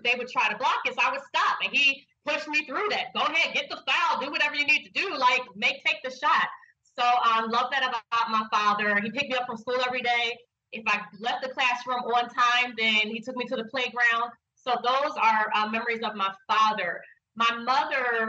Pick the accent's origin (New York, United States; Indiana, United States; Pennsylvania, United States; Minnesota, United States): Pennsylvania, United States; Philadelphia; I'm from Philadelphia, not North Philadelphia